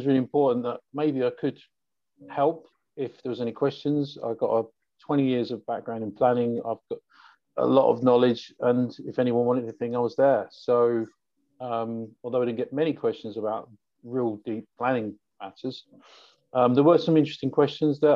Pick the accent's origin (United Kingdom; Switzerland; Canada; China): United Kingdom; London; I'm from London.